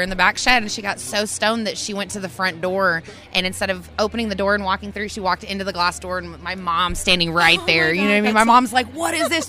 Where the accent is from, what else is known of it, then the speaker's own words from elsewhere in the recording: Tulsa, Oklahoma, United States; I'm from Tulsa, Oklahoma, out here